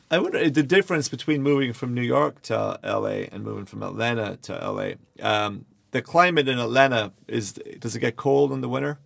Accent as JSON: {"language": "English", "country": "Ireland", "moved": "yes", "lives_now": "Los Angeles, United States", "said": "I am from Ireland"}